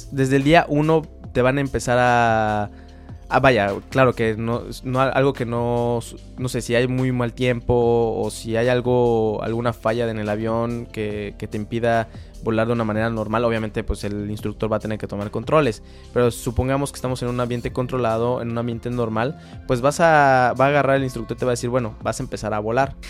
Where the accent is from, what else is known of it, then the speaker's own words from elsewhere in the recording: Mexico; los mexicanos estamos muy bien posicionados como pilotos